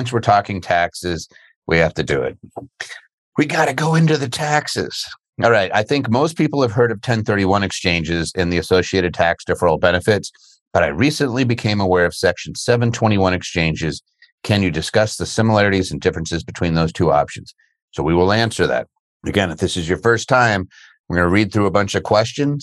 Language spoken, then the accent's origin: English; just outside of Philadelphia, Pennsylvania, United States; moved away; I grew up just outside of Philly